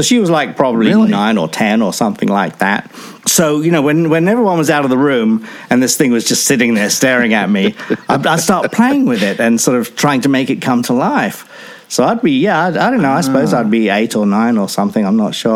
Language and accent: English; Enfield, London, United Kingdom; also born or lived in Chatham, Kent; I grew up in a town called Enfield, North London, just sort of outside of London itself, near the Greenbelt